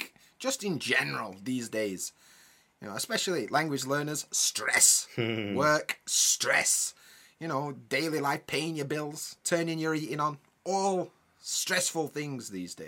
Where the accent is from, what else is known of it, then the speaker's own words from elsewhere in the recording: the north of England, United Kingdom; moved away as an adult; now in Japan; I'm also from England, but I'm from the north of England